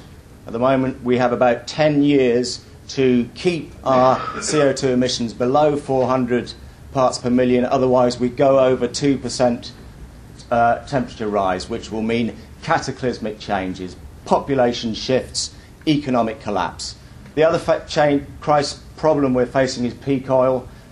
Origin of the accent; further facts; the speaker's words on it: London, United Kingdom; from Lambeth.